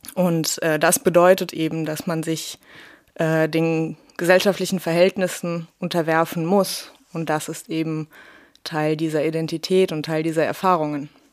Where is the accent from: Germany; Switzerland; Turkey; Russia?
Russia; moved away; bei mir ging es schon in der ersten Klasse los. Da wurde ich in Russland als Deutsche beschimpft